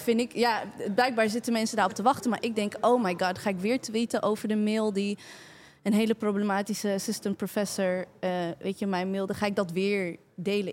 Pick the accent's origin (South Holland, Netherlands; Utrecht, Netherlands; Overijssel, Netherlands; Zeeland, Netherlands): Utrecht, Netherlands; Maarssen; ik ben geboren en getogen in Maarsen.